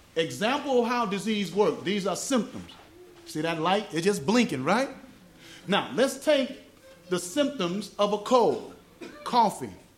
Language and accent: English; the South, United States; accent: southern; my southern accent